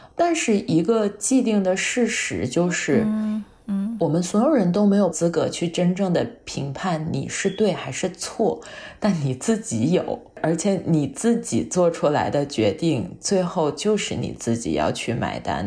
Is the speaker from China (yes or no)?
yes; China; 我们作为亚裔，作为中国人